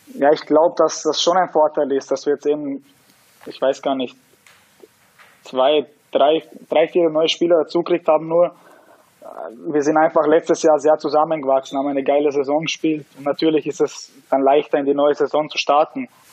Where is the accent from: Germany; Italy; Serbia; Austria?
Austria; bin in Österreich geboren, ich, ich bin aufgewachsen hier